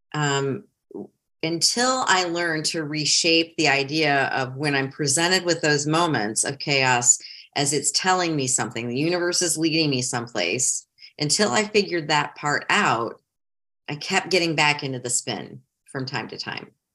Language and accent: English; Ohio, United States; moved away as an adult; also born or lived in Metro Detroit, Michigan; now in South Carolina, United States; I grew up in Ohio, even though I lived in Metro Detroit my whole almost adult life.